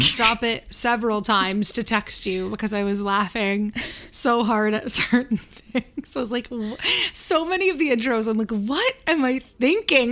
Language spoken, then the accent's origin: English; Canada; we're Canadian